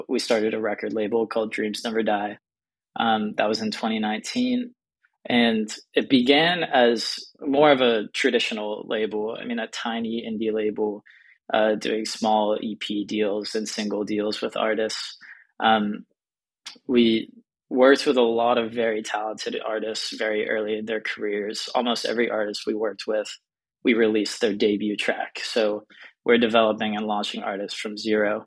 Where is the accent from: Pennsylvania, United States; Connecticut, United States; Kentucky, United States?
Pennsylvania, United States; Pittsburgh; moved away; I'm from Pittsburgh, Pennsylvania, and I grew up obsessed with music blogs